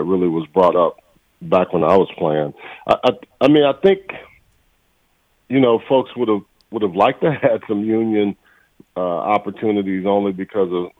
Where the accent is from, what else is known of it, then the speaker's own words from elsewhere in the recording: Texas, United States; moved away; I came from Texas